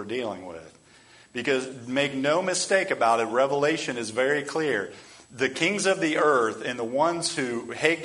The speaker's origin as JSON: {"language": "English", "country": "United States", "said": "we as American Christians"}